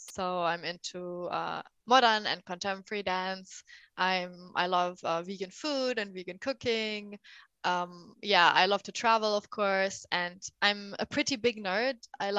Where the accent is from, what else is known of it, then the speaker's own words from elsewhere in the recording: a smallish town near Frankfurt, Hesse, Germany; moved away as an adult; also born or lived in Iraq / England; now in Berlin, Germany; I grew up in Germany in a smallish town near Frankfurt. And my parents are originally from Iraq. So I'm the daughter of immigrants. And after that, I moved to England to study psychology.